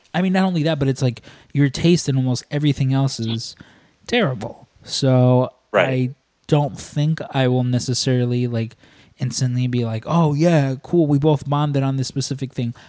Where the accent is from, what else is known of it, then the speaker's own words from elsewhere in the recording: Chicago, Illinois, United States; I'm born and raised in Chicago